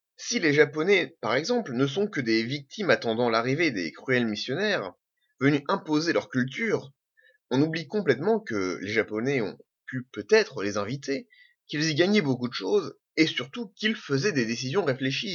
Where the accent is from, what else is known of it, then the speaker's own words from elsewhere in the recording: Normandy, France; also born or lived in French Algeria; Je suis normand. Je suis pied noir. Je suis français.